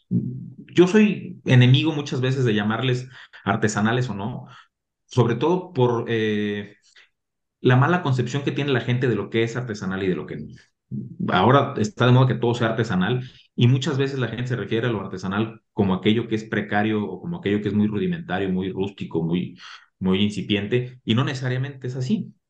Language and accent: Spanish; Mexico; como mexicanos